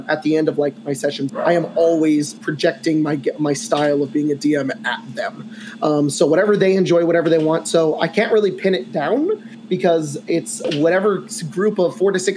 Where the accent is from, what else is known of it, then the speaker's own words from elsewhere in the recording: California, United States; I'm from California